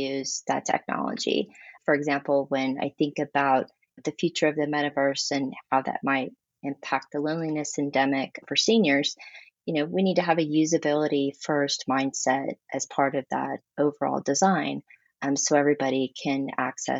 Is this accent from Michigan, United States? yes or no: no; Texas, United States; I am very Texan, born and raised.